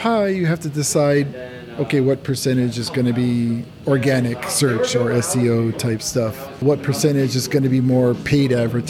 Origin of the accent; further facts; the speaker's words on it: United States; moved away as an adult; now in Japan; I was just like, I'm an American, okay?